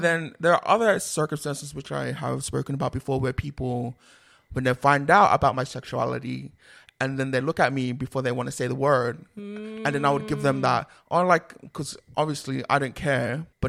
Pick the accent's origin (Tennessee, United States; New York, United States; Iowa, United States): New York, United States; but I grew up in New York and this is how we grew up speaking